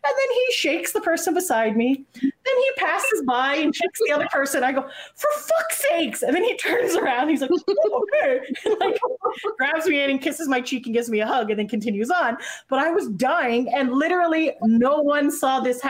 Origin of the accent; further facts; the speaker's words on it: Hamilton, Ontario, Canada; I'm from Hamilton, which is about an hour from Toronto.